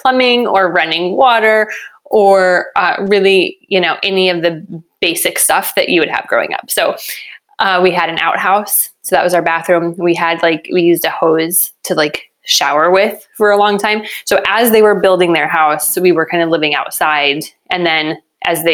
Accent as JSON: {"language": "English", "region": "New Mexico", "country": "United States", "tie": "born or raised there", "said": "I was born and raised in New Mexico"}